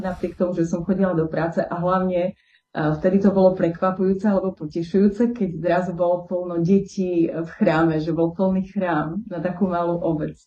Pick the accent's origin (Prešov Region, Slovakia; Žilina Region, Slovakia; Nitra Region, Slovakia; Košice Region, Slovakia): Košice Region, Slovakia; Bišta; also born or lived in Bratislava; ja pochádzam od Trebišova, z maličkej obce Bišta. Uh-huh. Je to veľmi, veľmi malinká obec a Vlastne som vyrastala od malička